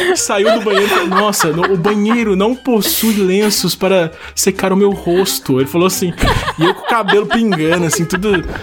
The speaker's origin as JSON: {"language": "Portuguese", "town": "Taubaté", "region": "São Paulo", "country": "Brazil", "said": "eu sou de Taubaté, São Paulo"}